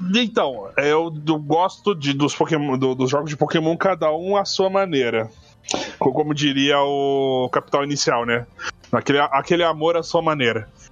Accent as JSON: {"language": "Portuguese", "town": "Curitiba", "region": "Paraná", "country": "Brazil", "said": "eu sou de Curitiba"}